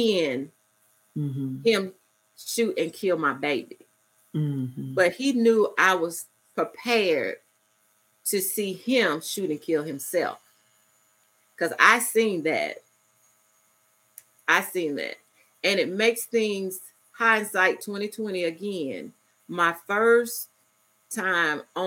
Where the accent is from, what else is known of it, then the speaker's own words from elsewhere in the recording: Ocala, Florida, United States; moved away; also born or lived in Albany, Georgia; I'm originally from Ocala, Florida